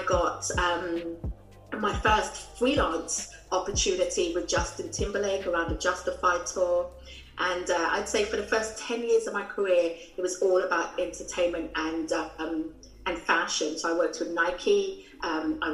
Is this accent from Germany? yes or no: no; London, United Kingdom; also born or lived in New York City; I was born in London, UK, as you can tell from the accent